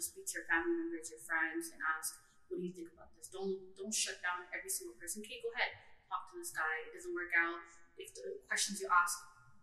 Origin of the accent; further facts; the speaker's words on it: Canada; We grew up in Canada. We grew up in the Western world.